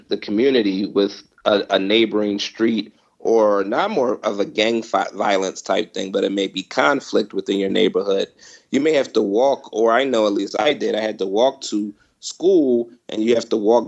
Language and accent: English; Philadelphia, Pennsylvania, United States; now in Los Angeles, United States; I'm from the Philadelphia area. I grew up in the same neighborhood as Will Smith